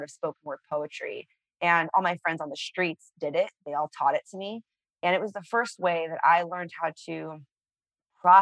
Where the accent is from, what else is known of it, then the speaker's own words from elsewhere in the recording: San Francisco, California, United States; I grew up on the streets of San Francisco.